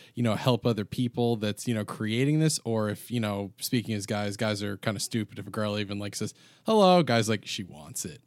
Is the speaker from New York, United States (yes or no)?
yes; New York, United States; we're all from New York here